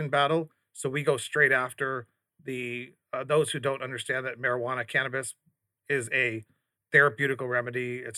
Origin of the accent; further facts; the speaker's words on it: Arizona, United States; I'm an Arizonan. I'm an American.